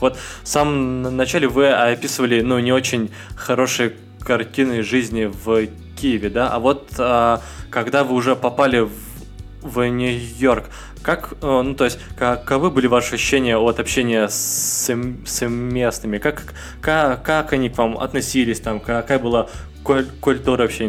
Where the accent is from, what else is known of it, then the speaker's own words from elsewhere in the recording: Russia; also born or lived in Magnitogorsk, Chelyabinsk Oblast; я из России